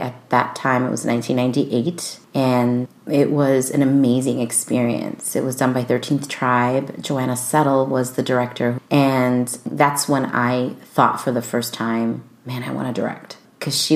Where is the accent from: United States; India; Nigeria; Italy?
United States; Chicago, Illinois; born and raised in Chicago